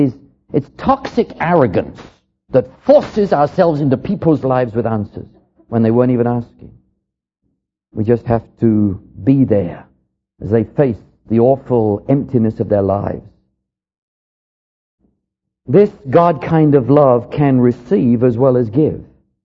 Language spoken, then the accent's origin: English; England, United Kingdom; moved away; When I came over here from England, they introduced me to what I considered to be near suicide.